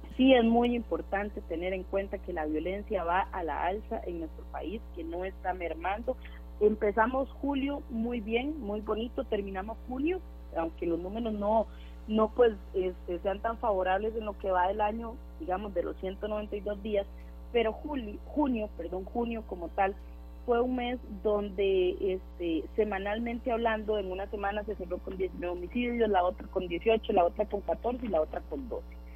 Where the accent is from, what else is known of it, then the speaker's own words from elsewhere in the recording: Costa Rica; nosotros como costarricenses